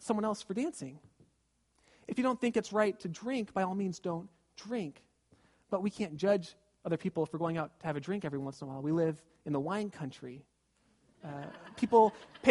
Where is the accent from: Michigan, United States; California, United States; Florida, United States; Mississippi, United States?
California, United States; Southern; moved away; I was raised in Southern California, going to the beach all the time